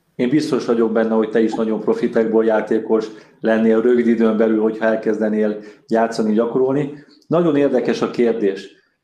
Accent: Budapest, Hungary; Én újpesti gyerekként nőttem fel

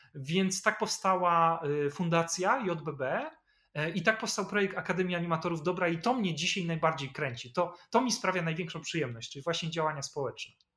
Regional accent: Poland; rodzina była biedna i mieliśmy swoje kłopoty, jakie to rodziny zresztą kłopoty mogły mieć w latach 80., kiedy ja się urodziłem, czy jeszcze w Polsce PRL

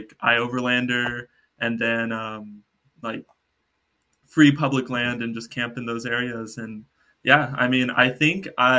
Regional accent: Dallas, Texas, United States; now in Canada; I'm originally from Dallas

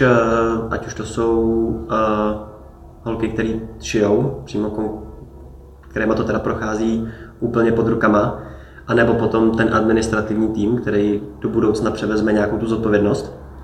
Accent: Czechia; tady u nás v Čechách

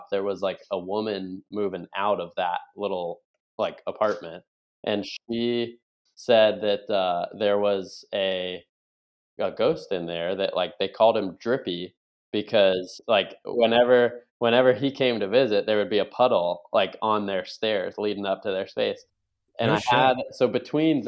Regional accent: Buffalo, New York, United States; moved away as an adult; now in Virginia Beach, United States; I grew up in Buffalo, New York, primarily

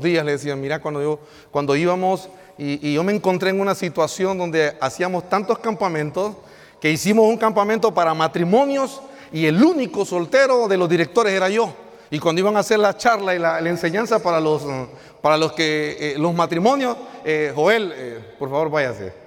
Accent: El Progreso, Yoro, Honduras; now in La Lima, Honduras; somos originarios del Progreso Lloro, asignados ministerialmente en la ciudad de La Lima

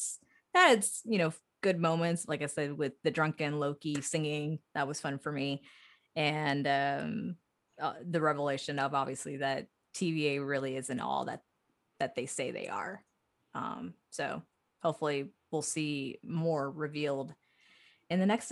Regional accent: Texas, United States; I'm from Texas

